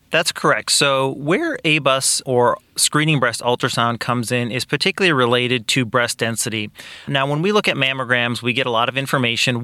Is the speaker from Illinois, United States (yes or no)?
yes; Kankakee, Illinois, United States; also born or lived in Iowa / Peoria, Illinois; I am actually originally from Kankakee. I grew up here